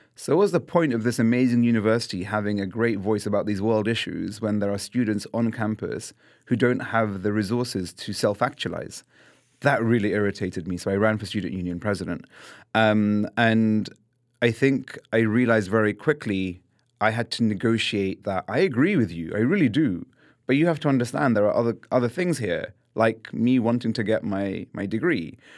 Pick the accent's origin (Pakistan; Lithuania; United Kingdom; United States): United Kingdom; London; I was born and raised in London